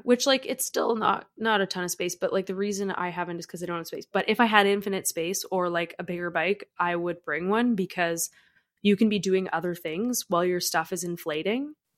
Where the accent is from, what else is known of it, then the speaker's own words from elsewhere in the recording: Canada; as a Canadian